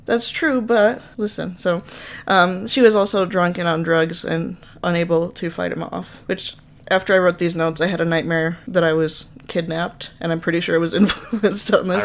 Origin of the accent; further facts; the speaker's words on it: Minnesota, United States; accent: Minnesota; my Minnesota accent